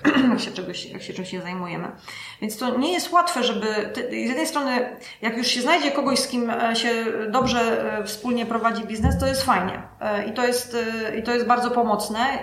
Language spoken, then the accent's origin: Polish; Gliwice, Silesian Voivodeship, Poland; moved away as an adult; also born or lived in Kraków; now in Łódź, Poland; ja jestem z Gliwice